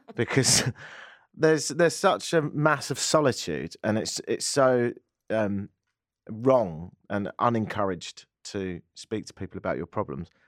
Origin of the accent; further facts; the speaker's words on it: Canada; an English Canadian, a white guy